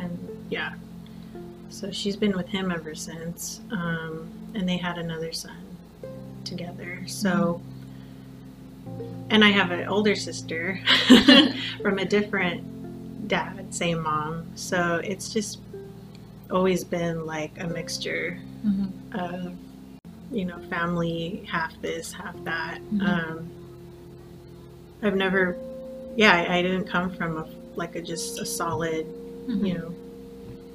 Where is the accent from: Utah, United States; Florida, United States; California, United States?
California, United States; Whittier; also born or lived in Montebello, California / Pico Rivera, California; I've pretty much been in Whittier almost all my life